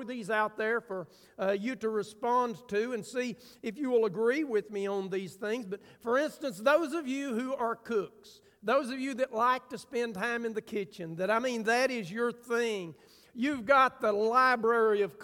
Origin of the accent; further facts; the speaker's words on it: United States; I'm from Grant County